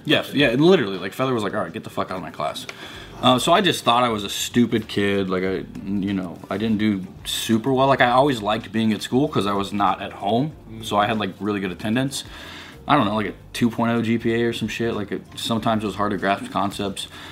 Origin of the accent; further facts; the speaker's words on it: Missouri, United States; I was a kid from Missouri, Midwest, and I was like raised around super conservative